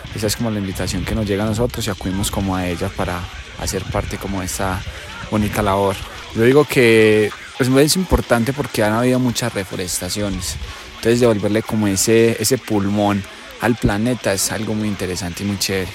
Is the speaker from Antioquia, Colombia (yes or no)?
yes; Sonsón, Antioquia, Colombia; yo vengo de Ronzón